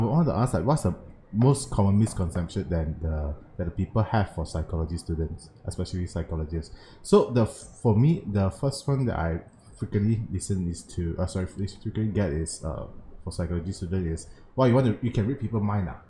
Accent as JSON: {"language": "English", "country": "Malaysia", "tie": "born or raised there", "said": "as a Malaysian Chinese, I stay in Malaysia. I grew up and stay in Malaysia for like 30 years right now"}